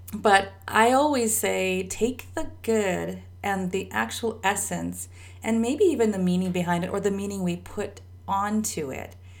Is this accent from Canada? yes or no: yes; Canada; I'm Canadian